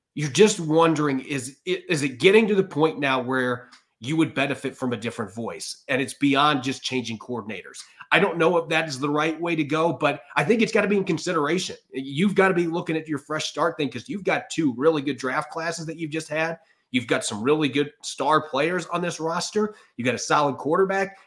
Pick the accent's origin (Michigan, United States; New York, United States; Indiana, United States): Indiana, United States; Auburn; my hometown of Auburn, Indiana